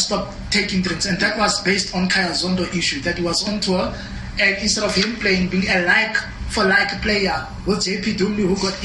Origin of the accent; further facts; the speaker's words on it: South Africa; as a South African